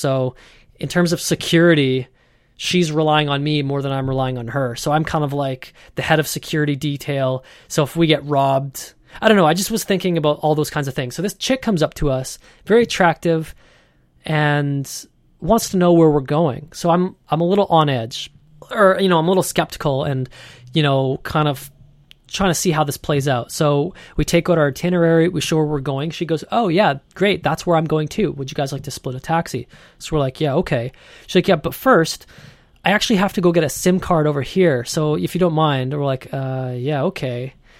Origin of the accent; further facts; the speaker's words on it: Canada; And, you know, we're from Canada. I've never seen a gecko before.